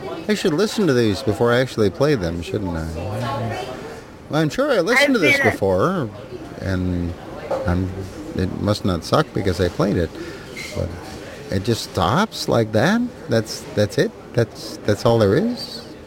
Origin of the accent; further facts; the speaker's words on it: Duluth, Minnesota, United States; my hometown of Duluth, Minnesota.